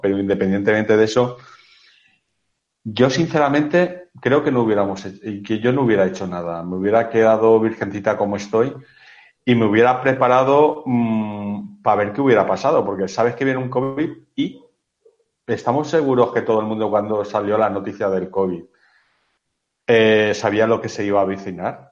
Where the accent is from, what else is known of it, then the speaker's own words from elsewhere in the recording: Spain; somos mediterráneos y latinos, o sea, lo tenemos todo, ¿vale? en, aquí en España